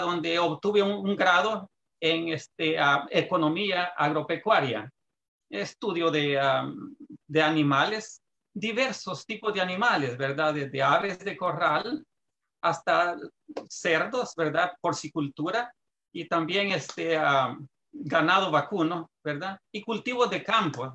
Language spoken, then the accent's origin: Spanish; Santa Ana, El Salvador; moved away as an adult; now in California, United States; yo soy salvadoreño, ah, nací en un departamento que se llama Santa Ana, este, ah, por haber nacido en el campo, estuve siempre en contacto con la agricultura